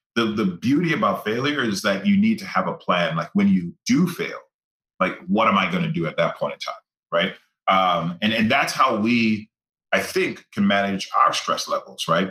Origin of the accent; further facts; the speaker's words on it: Grenada; growing up in Grenada, like I grew up in a village